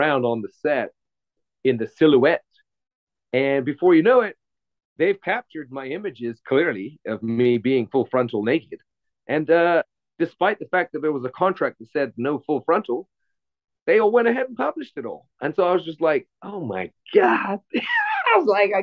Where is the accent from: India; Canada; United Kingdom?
United Kingdom; England; now in Los Angeles, United States; I'm from England originally, I'm living